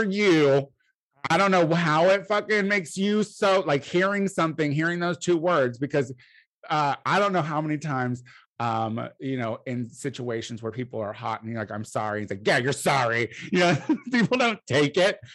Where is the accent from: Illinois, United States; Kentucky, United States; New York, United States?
Illinois, United States; I'm from Illinois